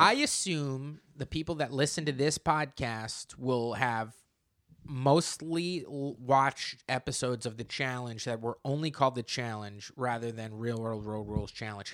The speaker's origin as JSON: {"language": "English", "region": "New Jersey", "country": "United States", "moved": "yes", "lives_now": "New York, United States", "said": "I'm from New Jersey"}